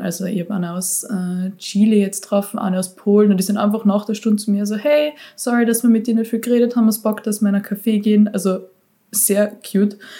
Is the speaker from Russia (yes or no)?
no; Austria; bei uns in Österreich